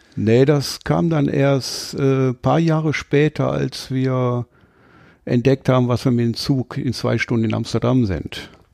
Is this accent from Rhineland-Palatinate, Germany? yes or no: no; Duisburg, North Rhine-Westphalia, Germany; accent: Duisburger Akzent; ich bin gebürtig aus dem Ruhrgebiet, aus Duisburg